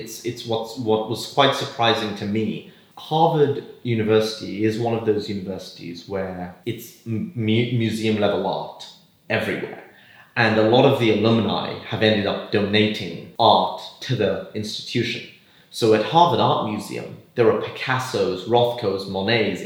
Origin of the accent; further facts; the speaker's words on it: London, United Kingdom; also born or lived in Windsor / America; I was born in London, in Paddington, and grew up in London and Windsor.